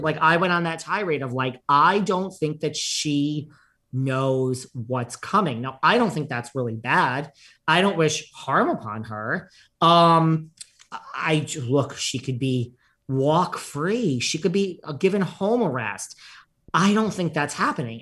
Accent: New York, United States; As a New Yorker

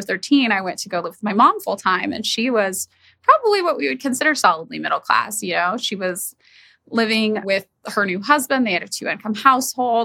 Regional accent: Fresno, California, United States; now in Los Angeles, United States; I'm from Fresno, California, which when I was living there felt like a really normal place

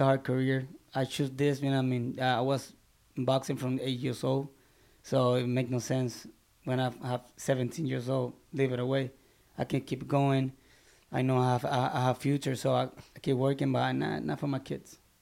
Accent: Barranquitas, Puerto Rico; moved away as an adult; now in Orlando, United States; my hometown in Barranquitas.

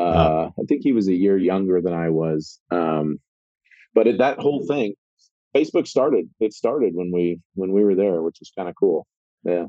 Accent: Arizona, United States; moved away as an adult; I'm from Arizona, so going out to the East Coast, I mean, that was quite the move for me

